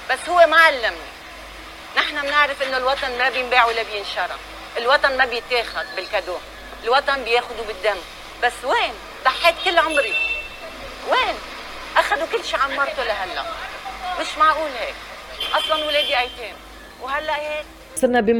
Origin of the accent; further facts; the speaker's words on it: Lebanon; انا قطعت املي من لبنان واذا هلا بدي بيع هويتي اذا حدا بيشتري بدي سافر